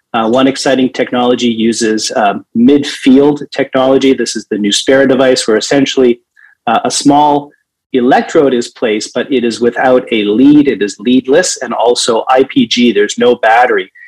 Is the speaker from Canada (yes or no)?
yes; Toronto, Ontario, Canada; my hometown of Toronto